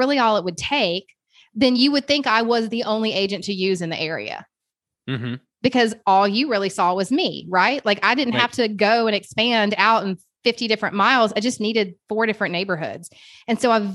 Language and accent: English; Kennesaw, Georgia, United States; also born or lived in Suwanee, Georgia; I grew up in Kennesaw, Georgia